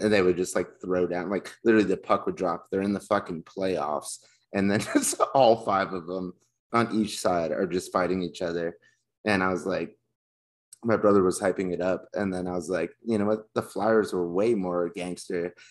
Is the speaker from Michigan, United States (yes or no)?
no; Texas, United States; when we were growing up in Texas